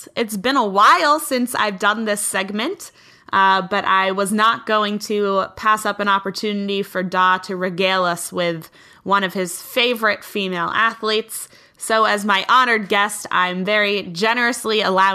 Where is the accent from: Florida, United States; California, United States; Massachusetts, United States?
Massachusetts, United States; Boston; born and bred in Boston